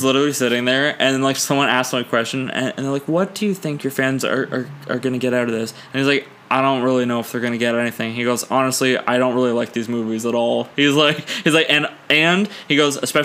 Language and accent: English; Ontario, Canada; I'm actually from Ontario